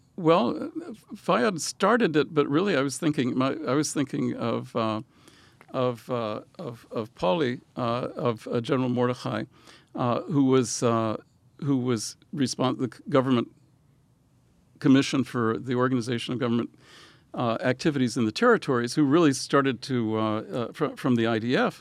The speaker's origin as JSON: {"language": "English", "region": "Louisiana", "country": "United States", "tie": "born or raised there", "also_born_or_lived": "Israel", "moved": "yes", "said": "I grew up in Louisiana"}